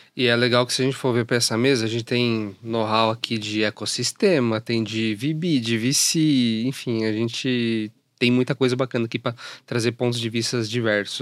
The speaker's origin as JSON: {"language": "Portuguese", "town": "Jundiaí", "region": "São Paulo", "country": "Brazil", "said": "eu sou de Jundiaí, fico mais pro interior"}